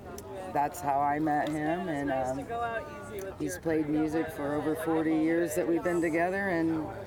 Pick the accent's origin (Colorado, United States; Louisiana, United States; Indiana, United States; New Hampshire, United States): Indiana, United States; Garrett, Auburn, DeKalb County; I am from the Garrett, Auburn, DeKalb County area.